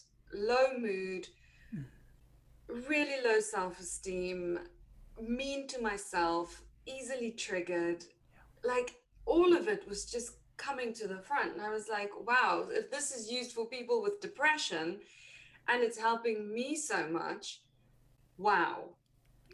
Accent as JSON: {"language": "English", "country": "South Africa", "moved": "as an adult", "lives_now": "United Kingdom", "said": "I am South African originally, and there I was a chef"}